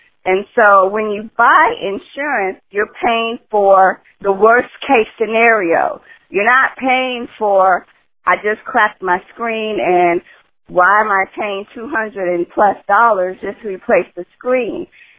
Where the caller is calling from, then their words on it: Silver Spring, Maryland, United States; I'm calling from Silver Spring, Maryland.